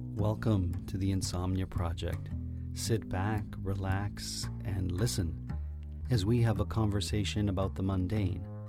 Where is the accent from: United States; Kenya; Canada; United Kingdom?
Canada; Woodbridge, Ontario; now in Toronto, Canada; my hometown of Woodbridge